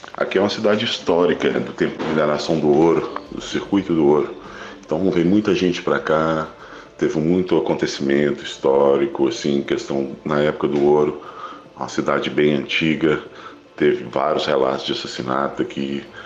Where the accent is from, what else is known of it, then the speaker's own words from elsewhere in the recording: Minas Gerais, Brazil; a gente não somos mesmo de Esmeralda, somos de Tepsirica, Minas Gerais